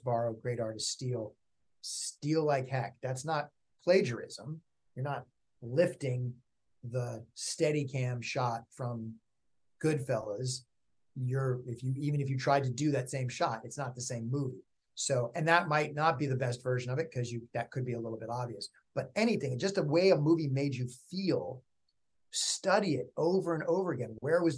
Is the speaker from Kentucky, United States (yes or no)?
no; Berkeley, California, United States; also born or lived in upstate New York; now in Los Angeles, United States; I grew up in Berkeley, California